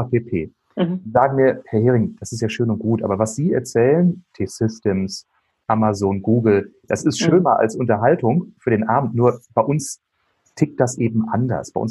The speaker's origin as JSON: {"language": "German", "town": "Bielefeld", "region": "North Rhine-Westphalia", "country": "Germany", "said": "Ich komme ja aus Bielefeld, Herford, Ostwestfalen."}